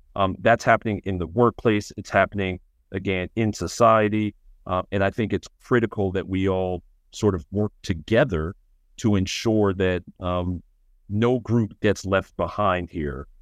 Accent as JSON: {"language": "English", "town": "New York City", "region": "New York", "country": "United States", "tie": "born or raised there", "said": "growing up in Brooklyn"}